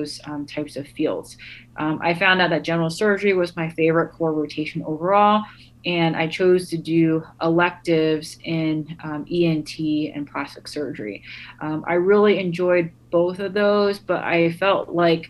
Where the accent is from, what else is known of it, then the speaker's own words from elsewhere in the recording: United States; where I come from as an American, a Vietnamese American